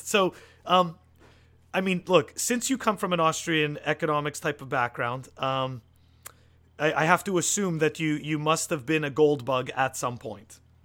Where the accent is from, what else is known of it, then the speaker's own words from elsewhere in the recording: Canada; moved away; I'm originally from Canada